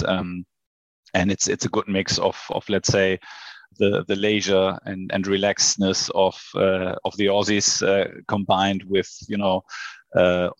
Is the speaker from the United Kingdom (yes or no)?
no; Hamburg, Germany; also born or lived in Sydney / Shanghai; I was born in Hamburg. I grew up in Hamburg, and now I live in Hamburg with my family.